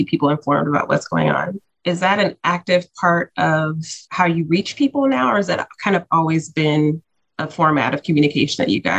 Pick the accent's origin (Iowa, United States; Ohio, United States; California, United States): Ohio, United States; Cincinnati; moved away; And you're from my hometown, so I'm already a fan.